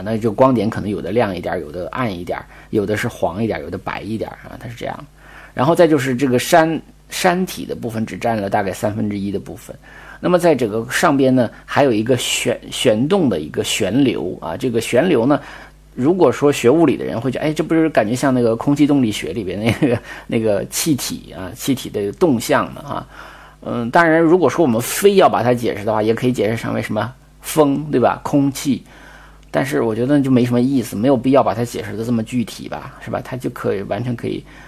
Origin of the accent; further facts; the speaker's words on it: Northeast China, China; moved away; 就是很小的时候在东北的时候看过一次极光